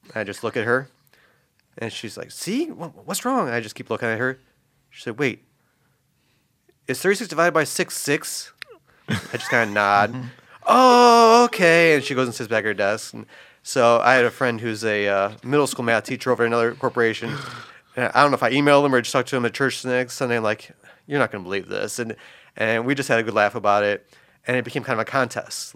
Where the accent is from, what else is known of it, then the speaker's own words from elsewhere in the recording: Northwest Indiana, United States; growing up in Northwest Indiana